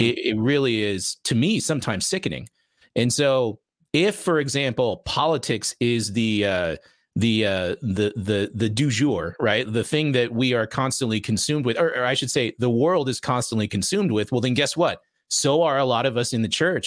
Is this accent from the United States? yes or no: yes; Las Vegas, Nevada, United States; I'm from Vegas